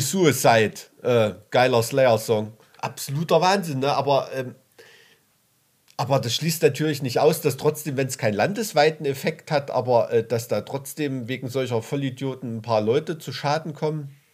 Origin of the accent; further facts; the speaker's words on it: Weimarer Land, Thuringia, Germany; aus dem Weimarer Land